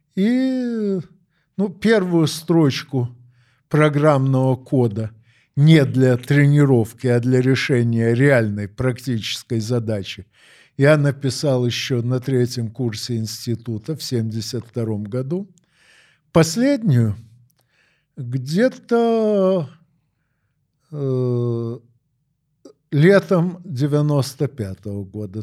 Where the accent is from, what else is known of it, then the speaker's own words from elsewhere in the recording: Odesa, Odesa Oblast, Ukraine; moved away as an adult; now in Moscow, Russia; Я родился в Одессе 9 декабря 1952 года. Ну, а с 6 сентября 1995 работаю в Москве.